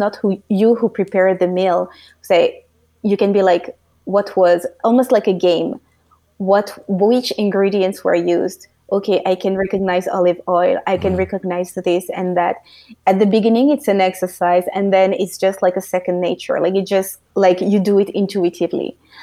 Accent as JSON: {"language": "English", "country": "France", "tie": "born or raised there", "moved": "as an adult", "lives_now": "United States", "said": "I was born and raised in France, so which is close to Belgium"}